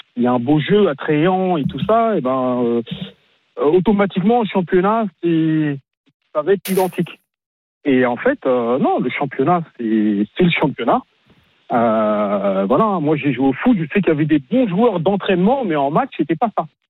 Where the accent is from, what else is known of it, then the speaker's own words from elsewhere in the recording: Paris, Île-de-France, France; Moi, je suis né à Paris. J'ai grandi à Paris, j'ai tout fait à Paris.